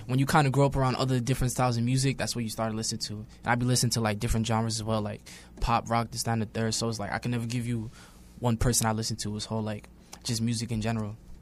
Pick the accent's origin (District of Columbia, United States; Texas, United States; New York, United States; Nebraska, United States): New York, United States; New York City; also born or lived in Brooklyn; I'm born in Brooklyn, raised in Queens